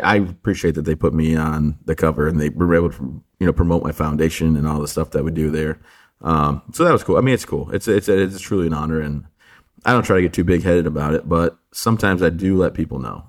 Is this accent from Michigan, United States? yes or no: yes; the Thumb area of Michigan, United States; I grew up, born and raised in, in uh, the thumb area of Michigan